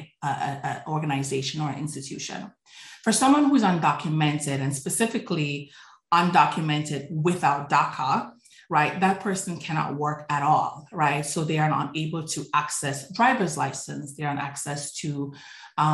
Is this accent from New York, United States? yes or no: yes; New York City, New York, United States; also born or lived in Jamaica; growing up in Brooklyn, New York